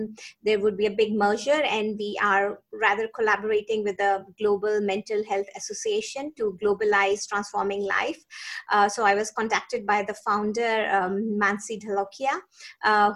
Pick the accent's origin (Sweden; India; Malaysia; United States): India; moved away as an adult; also born or lived in Singapore; now in New Zealand; So I grew up in India. I did my medicine in India and my post-graduation.